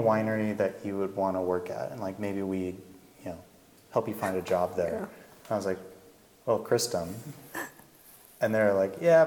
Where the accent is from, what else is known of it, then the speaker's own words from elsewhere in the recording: Bay Area, California, United States; now in Oregon, United States; I'm from California originally, and the pace of life here is a little bit more comfortable for me. Things are a little faster in California, especially in the Bay Area where I'm from